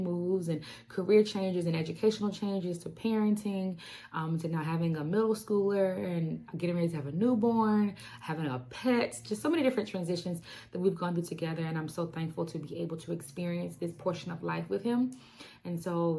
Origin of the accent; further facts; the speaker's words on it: Alabama, United States; I am born and raised in Alabama